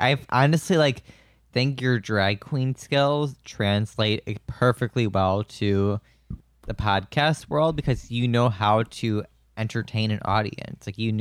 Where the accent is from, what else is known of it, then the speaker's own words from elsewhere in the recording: Wisconsin, United States; Yeah, I'm from Wisconsin.